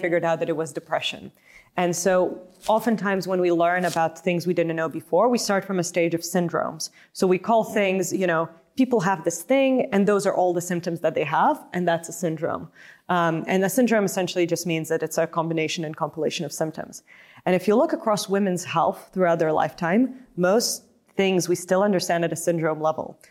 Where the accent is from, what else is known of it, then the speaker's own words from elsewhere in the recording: Lithuania; moved away as an adult; also born or lived in United States; originally born and raised in Lithuania, and, uh, grew up there